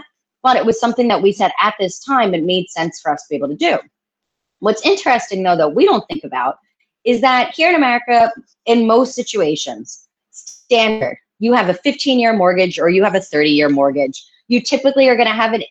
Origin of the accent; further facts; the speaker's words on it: United States; if I had applied as an American